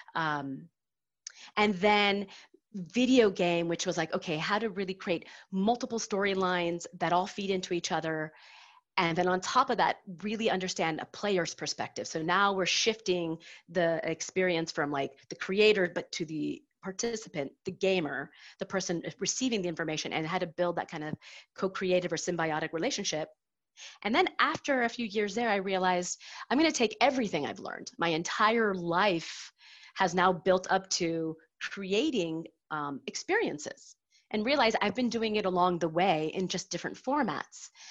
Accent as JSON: {"language": "English", "country": "United States", "moved": "yes", "lives_now": "Paris, France", "said": "I am an American expat living in Paris, happily married to a Frenchie."}